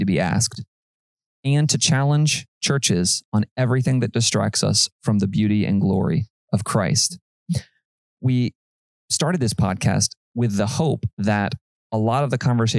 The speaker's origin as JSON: {"language": "English", "town": "Panama City", "region": "Florida", "country": "United States", "tie": "born or raised there", "said": "I was born and raised here in Panama City, Florida"}